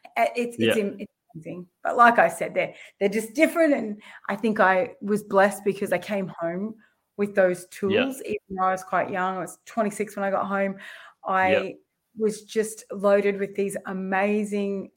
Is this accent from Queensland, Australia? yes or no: yes; Mount Isa, Queensland, Australia; moved away as an adult; I'm a Mount Isa girl. We're a Wani Kalkadoon. And I grew up there in Mount Isa for 19